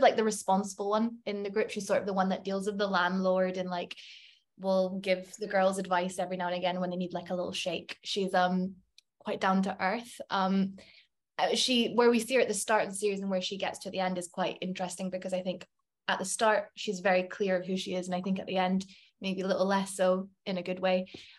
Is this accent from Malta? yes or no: no; Scotland, United Kingdom; I think you maybe being Scottish can give you a certain sense of humor or candor, and you can be a little bit blunt sometimes.